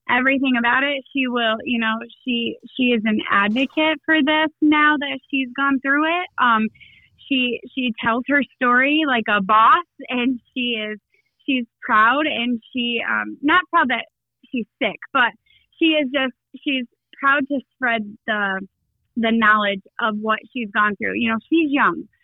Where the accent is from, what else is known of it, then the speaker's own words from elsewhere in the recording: Shepherd, Michigan, United States; Yes, I uh, I grew up in Shepherd. I've spent 39 years in Shepherd. I'm raising my family in Shepherd.